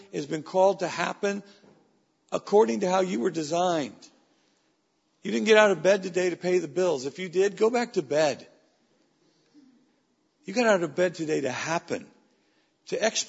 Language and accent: English; Weaverville, California, United States; As a young man growing up in Weaverville, California, a community of 3,500 people